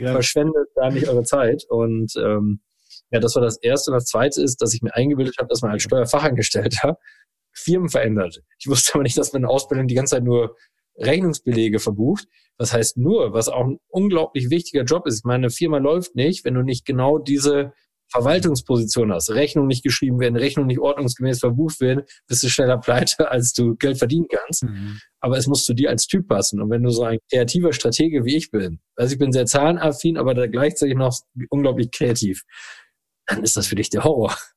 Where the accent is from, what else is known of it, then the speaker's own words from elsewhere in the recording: Rosendahl, North Rhine-Westphalia, Germany; der Ort heißt rosendahl holdweg Das ist ein 3500 Seelenort ähm, mit tollen Menschen. Und dort bin ich als glückliches Kind auf dem Spielplatz, in dem Garten und auf dem Fußballplatz groß geworden